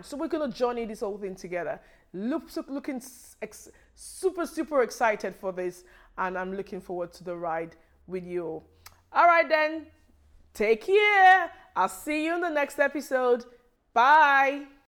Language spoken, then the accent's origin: English; Nigeria; moved away as an adult; now in United Kingdom; I was born in Nigeria, and I lived in Nigeria for, um, a, a long time before I relocated here.